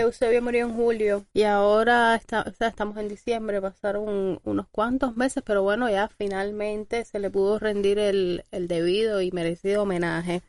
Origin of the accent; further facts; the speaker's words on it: Cuba; como cubanos que somos todos